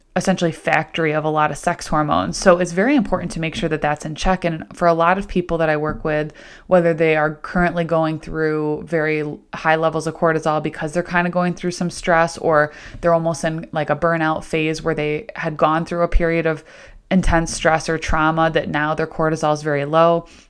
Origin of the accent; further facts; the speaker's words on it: Central New York, United States; now in Rochester, United States; I grew up in Central New York, kind of like Syracuse, Rome, Utica area, but now technically living in Rochester